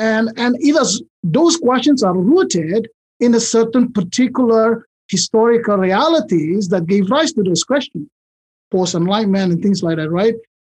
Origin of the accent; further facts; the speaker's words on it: Indonesia; moved away as an adult; I grew up in Indonesia, and then I studied New Testament basically in Indonesia